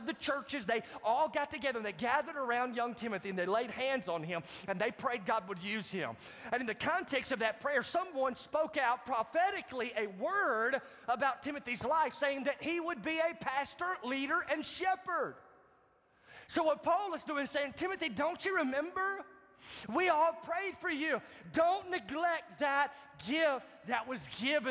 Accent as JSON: {"language": "English", "town": "Marietta", "country": "United States", "tie": "born or raised there", "said": "My hometown church pastor from Marietta"}